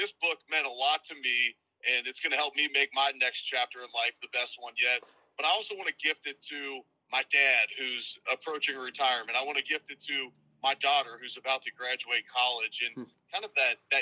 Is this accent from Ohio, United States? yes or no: yes; Cincinnati, Ohio, United States; moved away; back in my hometown of Cincinnati